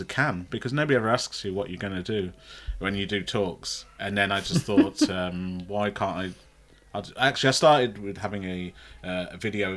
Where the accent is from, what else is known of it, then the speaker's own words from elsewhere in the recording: Fazeley, West Midlands, United Kingdom; also born or lived in Sutton Coldfield; I grew up near Tamworth in a place called Faisley.